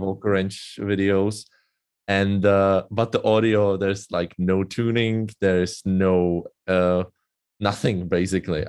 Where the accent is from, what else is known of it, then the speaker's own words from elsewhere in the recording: Czechia; English is a second language; I'm from Czech Republic, uh, currently living in Brno